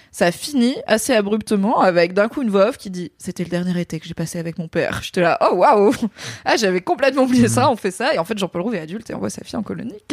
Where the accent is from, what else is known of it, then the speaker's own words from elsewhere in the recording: Morocco; Enfin, je suis marocaine